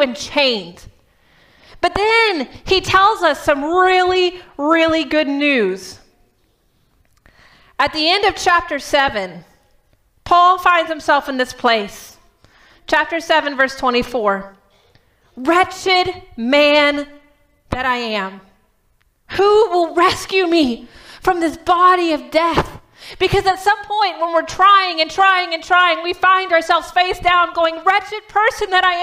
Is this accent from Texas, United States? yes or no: yes; Texas, United States; now in Michigan, United States; I'm from Texas